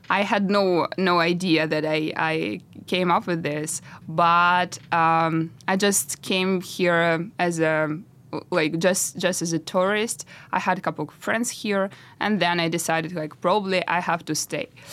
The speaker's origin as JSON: {"language": "English", "country": "Russia", "tie": "born or raised there", "moved": "yes", "said": "I'm from Russia. So I started my road from nothing because we live with my parents in really, really tiny apartment in Russia"}